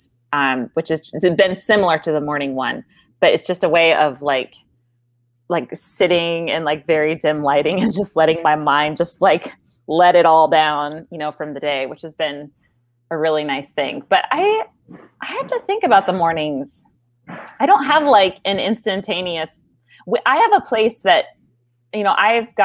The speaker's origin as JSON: {"language": "English", "region": "Midwest", "country": "United States", "said": "I'm a Midwesterner"}